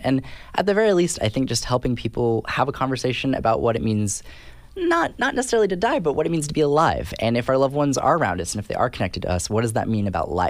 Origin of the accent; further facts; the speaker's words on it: California, United States; I'm from California, and I went to school in California.